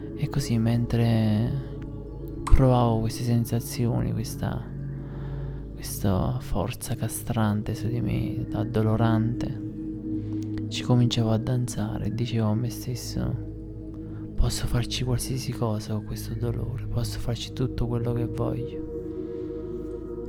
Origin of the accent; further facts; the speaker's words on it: Airola, Campania, Italy; nel mio paese, ad Airola